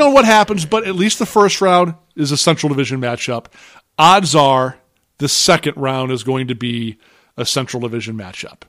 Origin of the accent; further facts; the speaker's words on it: St. Louis, Missouri, United States; I was born and raised in Saint Louis, Missouri.